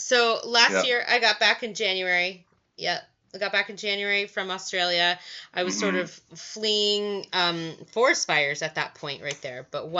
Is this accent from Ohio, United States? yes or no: no; Virginia, United States; I'm from Virginia